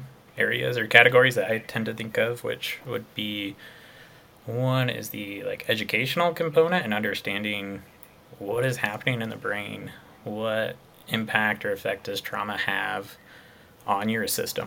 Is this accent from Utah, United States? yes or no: yes; Utah, United States; I grew up here in Utah, grew up a lot in the outdoors